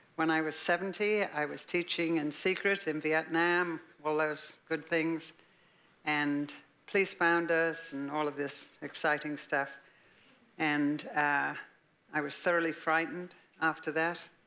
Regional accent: Liverpool, North West England, United Kingdom; born or raised there; moved away as an adult

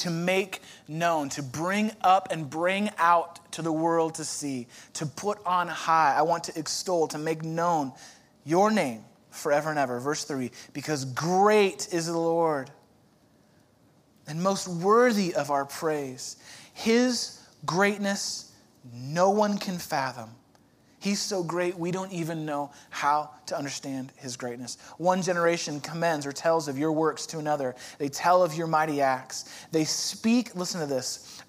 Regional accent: Chicago, Illinois, United States; moved away; I'm from Chicago

